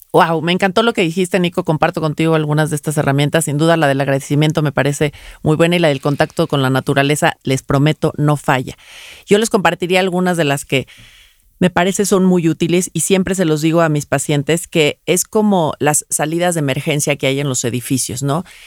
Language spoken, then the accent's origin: Spanish; Mexico; Los mexicanos tendemos